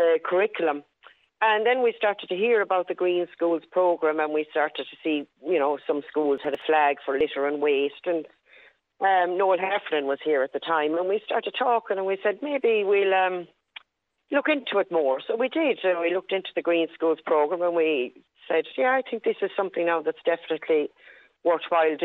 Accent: Gort, Connacht, Ireland; moved away as an adult; now in Ballon, Ireland; I'm from Galway, from Gort, County Galway. And I taught for a year at home in the lovely village of Kinvara by the sea

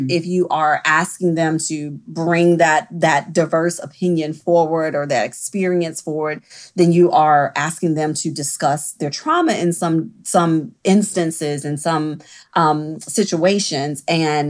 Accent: the South, United States; I am from the South and there is a level of hierarchy that is ingrained in us very early

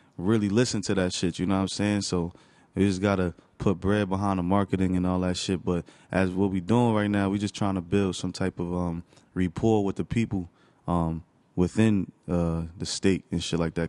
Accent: Newark, New Jersey, United States; also born or lived in East Orange / Orange / Bloomfield; I grew up in Newark.

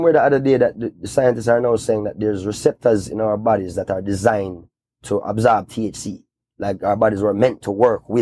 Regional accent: Kingston, Jamaica; I grew up in Kingston

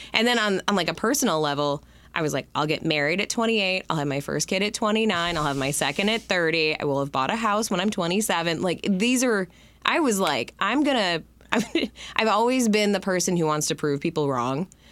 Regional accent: Livonia, Michigan, United States; also born or lived in Detroit, Michigan / Denver, Colorado; Livonia is where I was born and raised, and I as much as I hated the city growing up, I live there now as a parent.

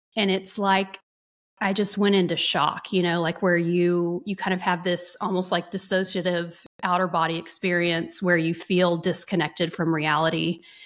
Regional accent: North Texas, United States; also born or lived in Dallas; I grew up in a small-ish Texas town, city slash city in North Texas

